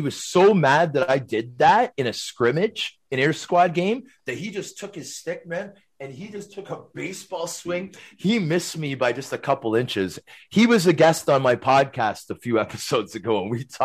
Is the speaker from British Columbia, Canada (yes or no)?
no; Toronto, Ontario, Canada; I'm a Canadian kid from Scarborough